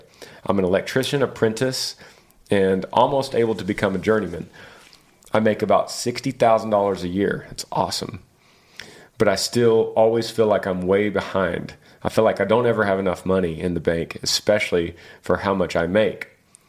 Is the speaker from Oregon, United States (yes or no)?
no; Battle Ground, Washington, United States; I'm from Battleground, Washington.